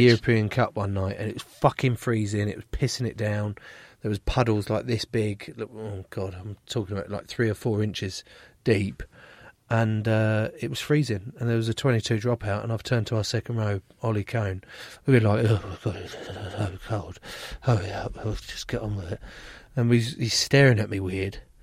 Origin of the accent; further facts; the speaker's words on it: England, United Kingdom; being English